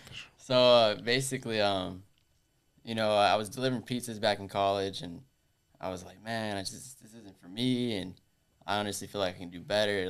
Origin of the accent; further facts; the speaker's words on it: Orlando, Florida, United States; I was born and raised here in Orlando